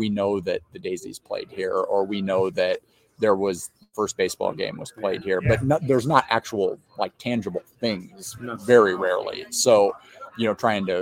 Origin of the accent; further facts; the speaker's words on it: Fort Wayne, Indiana, United States; I've born and raised in Fort Wayne